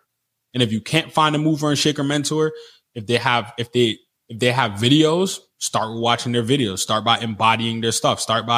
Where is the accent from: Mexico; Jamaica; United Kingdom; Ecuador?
Jamaica; born there; Like I was born in Jamaica.